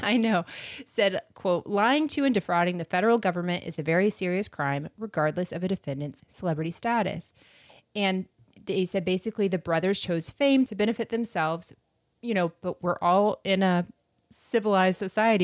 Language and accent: English; Florida, United States; I'm from Florida